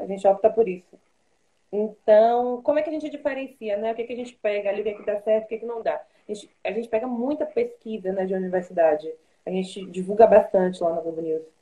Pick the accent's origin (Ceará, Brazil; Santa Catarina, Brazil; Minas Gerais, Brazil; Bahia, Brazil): Bahia, Brazil; Salvador; moved away; Eu sou de Salvador, por exemplo. Eu não sou daqui.